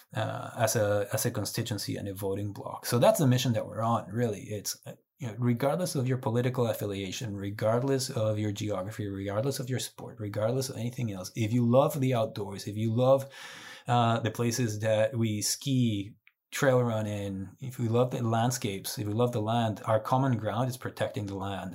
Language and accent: English; Guatemala; moved away as an adult; also born or lived in Arkansas; now in Colorado, United States; I was born and raised in Guatemala.